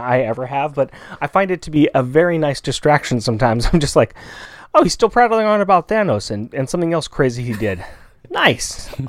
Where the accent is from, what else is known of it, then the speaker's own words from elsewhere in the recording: West Coast, United States; We're from the West Coast.